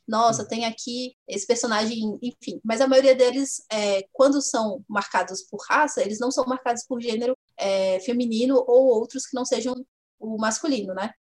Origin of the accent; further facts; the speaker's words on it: Vila Velha, Espírito Santo, Brazil; eu nasci na, em Vila Velha, no Espírito Santo